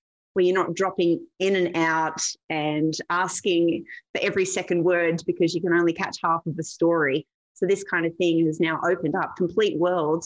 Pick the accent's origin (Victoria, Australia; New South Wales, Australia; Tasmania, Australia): New South Wales, Australia; Newcastle; moved away as an adult; This is Newcastle Beach. And so it's a 2-hour drive north of Sydney. And I grew up here.